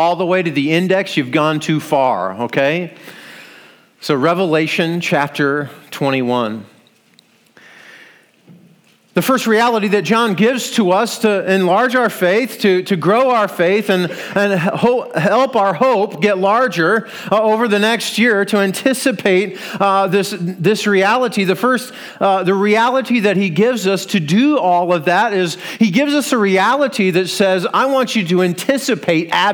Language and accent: English; Iowa, United States; We're from Iowa.